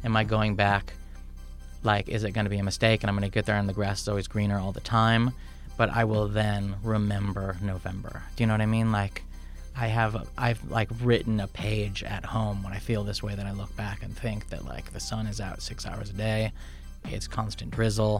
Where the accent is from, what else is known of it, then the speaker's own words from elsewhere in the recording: Midwest, United States; also born or lived in Chicago; now in Seattle, United States; I'm from the Midwest. I'm Midwestern. Those are my people